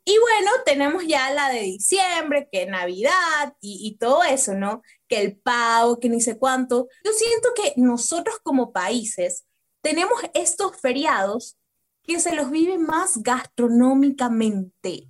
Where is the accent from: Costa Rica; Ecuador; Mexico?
Ecuador; Nosotros como ecuatorianos